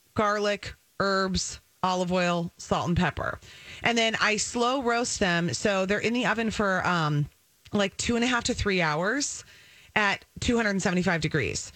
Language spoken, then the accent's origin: English; Minnesota, United States; also born or lived in Wisconsin; I've born and bred in Minnesota, but a Badger, so my heart is in both places